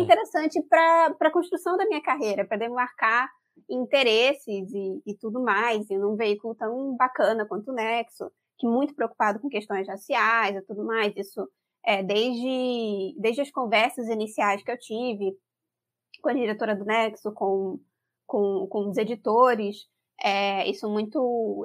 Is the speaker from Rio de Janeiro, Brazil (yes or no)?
yes; Rio de Janeiro, Brazil; accent: carioca; eu sou carioca, acho que as pessoas vão perceber pelo sotaque. É, eu nasci e fui criada no subúrbio do Rio de Janeiro